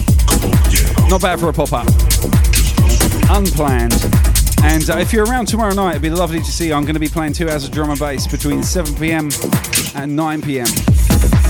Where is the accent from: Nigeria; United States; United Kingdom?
United Kingdom; Southampton, South East England; I'm from Southampton